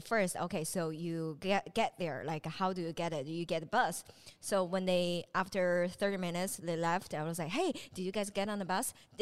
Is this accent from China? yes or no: yes; Dongbei, Northeast China, China; now in Shenzhen, China; I'm from Dongbei.